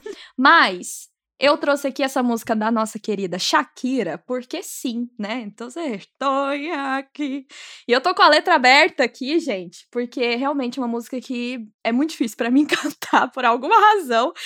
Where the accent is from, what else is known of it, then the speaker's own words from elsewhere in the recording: Minas Gerais, Brazil; eu sou de Minas